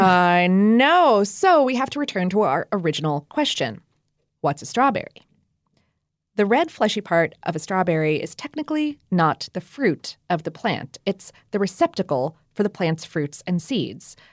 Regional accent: Ohio, United States; moved away; I went strawberry picking a few times up in Ohio when I was a little kid

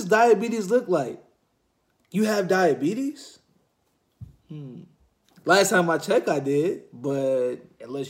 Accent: Ypsilanti, Michigan, United States; I am from Ypsilanti, Michigan

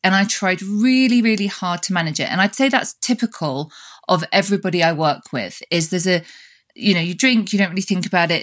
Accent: United Kingdom; now in United States; we're both British, but we both live in different countries. You live in Europe and I live in the States.

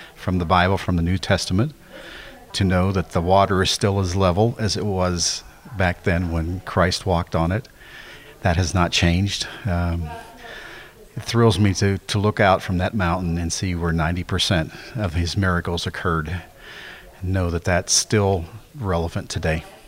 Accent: Midlothian, Texas, United States; I'm from Midlothian, Texas

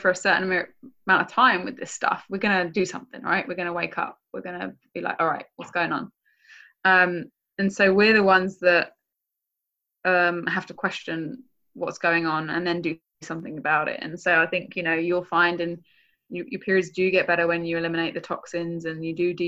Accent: England, United Kingdom; now in United States; I'm from England.

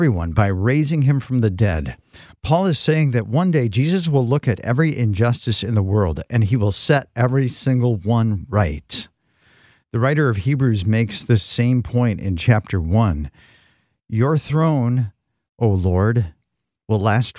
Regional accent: West Michigan, United States; moved away as an adult; also born or lived in Phoenix, Arizona; when we moved from Phoenix to back to West Michigan

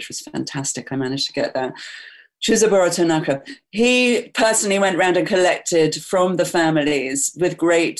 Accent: England, United Kingdom; now in New York City, United States; I'm English

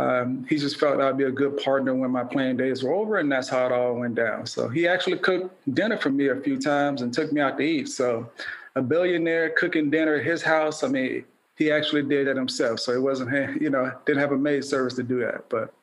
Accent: Baton Rouge, Louisiana, United States; also born or lived in New Orleans; I was born in New Orleans and raised in Baton Rouge. So I'm one of six.

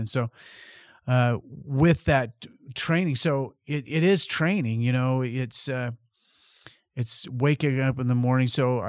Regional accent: Colorado, United States; because we're from Colorado.

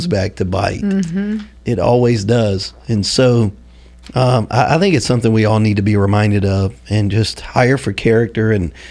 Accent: Louisiana, United States; moved away; I'm from Louisiana

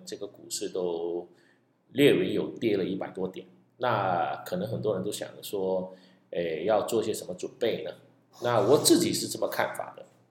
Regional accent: Malaysia; 在马来西亚，我们福建人就叫做 拜， 拜天公

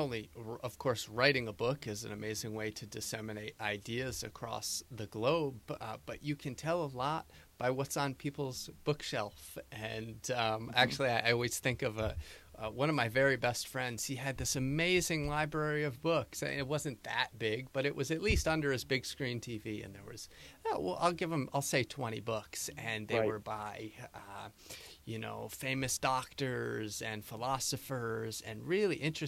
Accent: United States; moved away as an adult; now in Costa Rica; born and raised in the United States, my dad's from Wisconsin

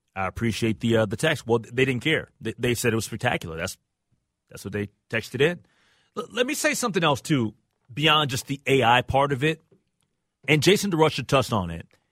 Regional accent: Minnesota, United States; We live in Minnesota.

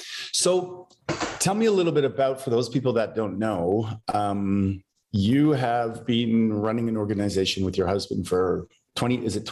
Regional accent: Canada; for us Westerners, and I'm Canadian

